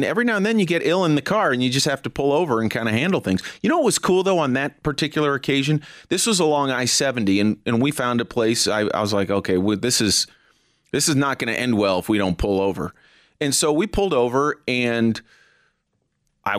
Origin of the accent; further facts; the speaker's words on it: California, United States; now in Denver, United States; when I was a kid growing up in California